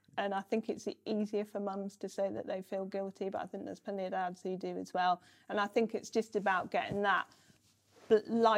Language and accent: English; United Kingdom; moved away as an adult; now in North of England, United Kingdom; I'd grown up on the South Coast